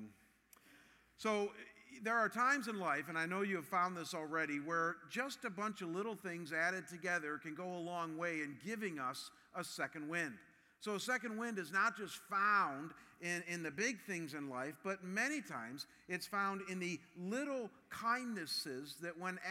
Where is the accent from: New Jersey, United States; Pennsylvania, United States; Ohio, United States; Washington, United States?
Ohio, United States; Cleveland; my hometown of Cleveland